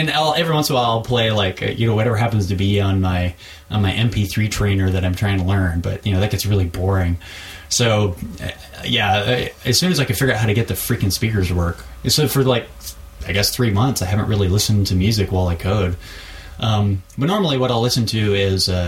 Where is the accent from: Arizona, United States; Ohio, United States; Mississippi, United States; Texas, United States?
Texas, United States; born there; I'm sort of from Texas. I was born there. I you know traveled around a lot